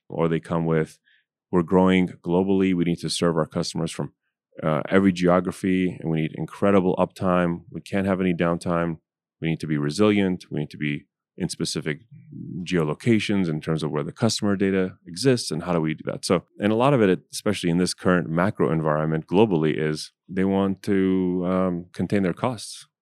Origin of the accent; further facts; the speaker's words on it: United States; I'm from America